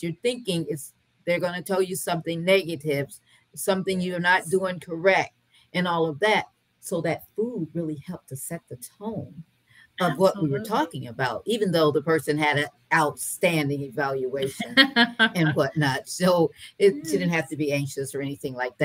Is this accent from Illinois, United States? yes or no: no; Michigan, United States; now in North Carolina, United States; Both my parents were from the South, even though I was raised in Michigan